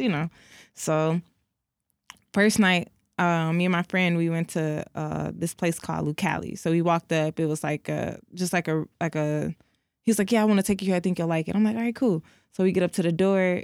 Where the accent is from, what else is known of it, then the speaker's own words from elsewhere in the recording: Detroit, Michigan, United States; I'm from Detroit